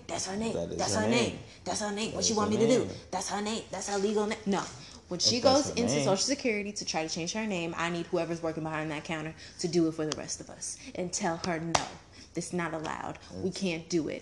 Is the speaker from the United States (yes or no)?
yes; Arizona, United States; I'm Arizona